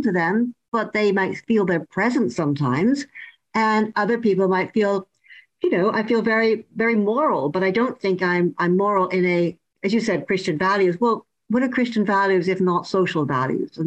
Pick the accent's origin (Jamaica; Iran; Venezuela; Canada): Canada; now in United Kingdom; I'm originally from Canada